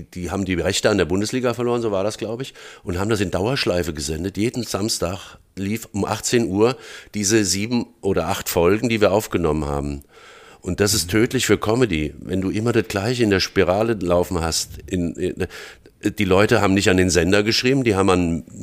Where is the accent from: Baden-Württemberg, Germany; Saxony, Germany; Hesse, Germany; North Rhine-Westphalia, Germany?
Hesse, Germany; Frankfurt; born there; accent: Hessian; weil das bin ich und ich rede auch hessisch, bin in Frankfurt geboren und so weiter.